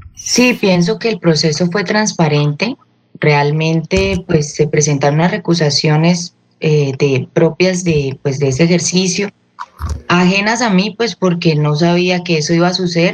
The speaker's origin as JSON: {"language": "Spanish", "country": "Colombia", "said": "yo siempre he sido de mi tierra"}